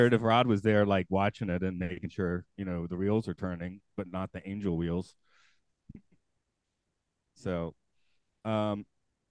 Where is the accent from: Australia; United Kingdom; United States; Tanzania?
United States; the South; also born or lived in Georgia; I'm from the South